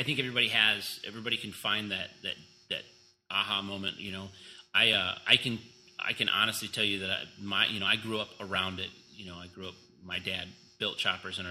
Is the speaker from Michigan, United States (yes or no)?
yes; Farmington Hills, Michigan, United States; also born or lived in Brightmoor, Detroit; being a kid when we moved from Brightmoor to Farmington Hills